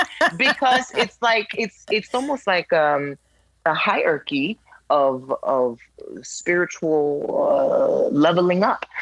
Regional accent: New York City, New York, United States; moved away; I'm from Brooklyn, New York.

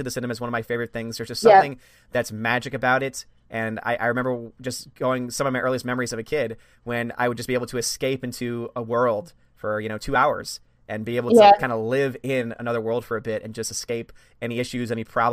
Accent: United States; as an American

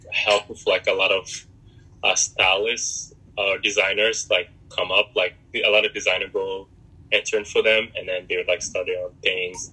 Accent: New York, United States; English is a second language; also born or lived in Republic of Congo / North Carolina / Philadelphia; I was I was mostly raised in New York, um, from like eleven till basically now. Um, New York is like my home

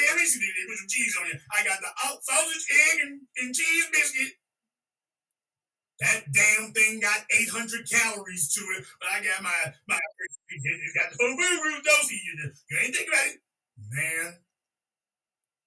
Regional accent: Louisiana, United States; I'm from Louisiana

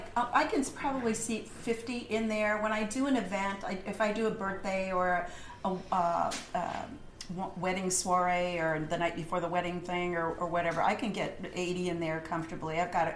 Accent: Phoenix, Arizona, United States; Oh, I'm from Phoenix.

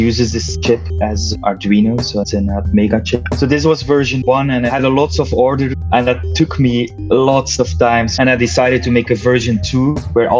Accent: Belgium; I'm from Belgium

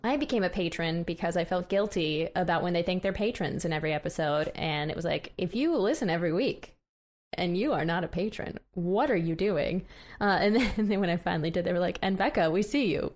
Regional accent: Missouri, United States; I'm from Missouri, which is a often disappointing state

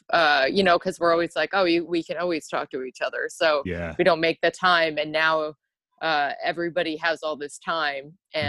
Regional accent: New York, United States; moved away; I grew up in New York, so most of them are on the East Coast.

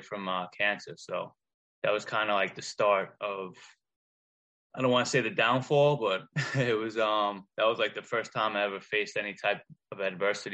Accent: Long Island, New York, United States; I was born and raised on Long Island

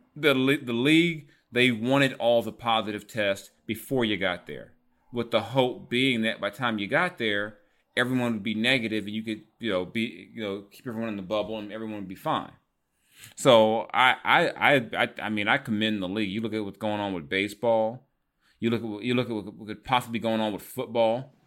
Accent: California, United States; I'm from California

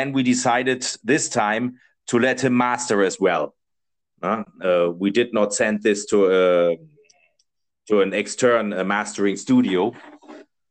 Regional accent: Germany; English is a second language; now in Spain; I'm from Germany.

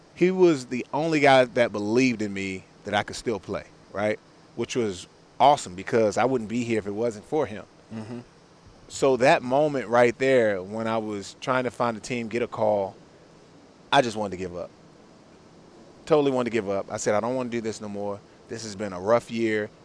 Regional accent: Washington, District of Columbia, United States; I grew up in Washington D.C.

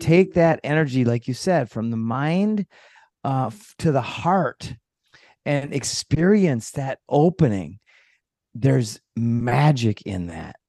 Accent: Minnesota, United States; moved away; also born or lived in Costa Rica; I came from Minnesota. I grew up there when I was a kid.

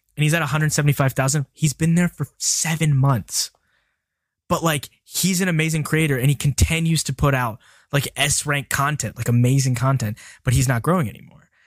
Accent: Birmingham, Alabama, United States; I'm from Birmingham, Alabama

